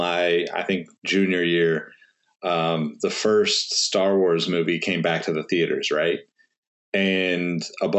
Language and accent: English; Sacramento, California, United States; growing up in Sacramento